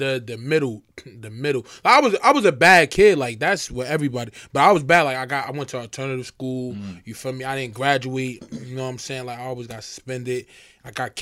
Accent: Irvington, New Jersey, United States; I grew up on Chester Stuyvesant, a small part in Irvington, New Jersey

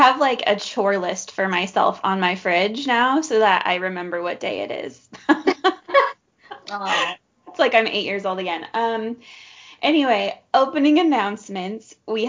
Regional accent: United States; accent: American; my stupid American accent

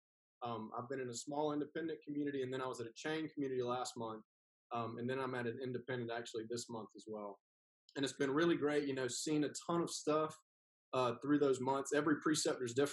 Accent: Whitmire, South Carolina, United States

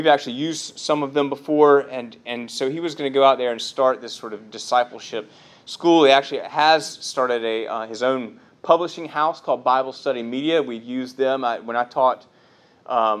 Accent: Columbia, South Carolina, United States; moved away; my hometown

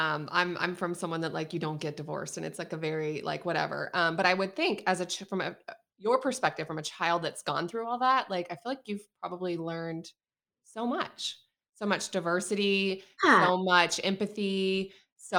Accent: the South, United States; I'm from the South

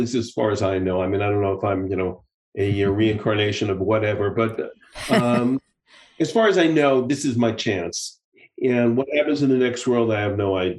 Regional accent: United States; moved away as an adult; now in Israel; having lived abroad for so many years now, you know, I'm still obviously, I'm still very much of an American, but I'm also, you know, I'm an American and I'm an Israeli

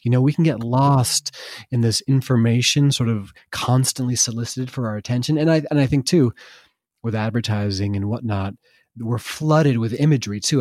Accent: Vermont, United States; I grew up in Vermont

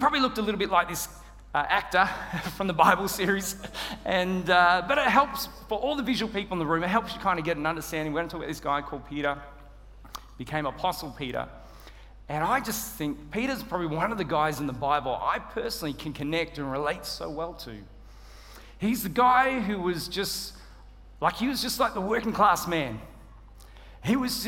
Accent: Australia; moved away; I'm Australian

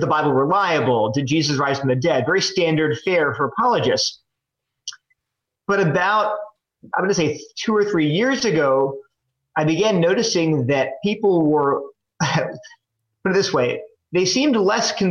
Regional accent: Delaware, United States; moved away as an adult; also born or lived in New Jersey / California / Connecticut; now in North Carolina, United States; I grew up in Delaware.

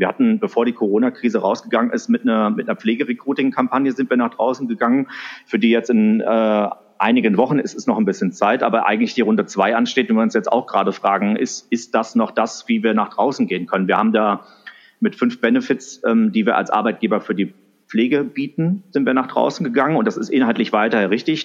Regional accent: Wiesbaden, Hesse, Germany; also born or lived in Sindelfingen; now in Frankfurt, Germany; Also geboren und aufgewachsen bin ich in, in Wiesbaden, äh, die Hauptstadt von Hessen

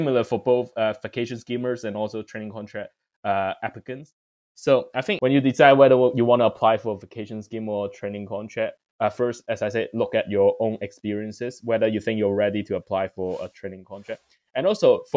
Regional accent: Hong Kong; moved away as an adult; now in London, United Kingdom; I'm from Hong Kong

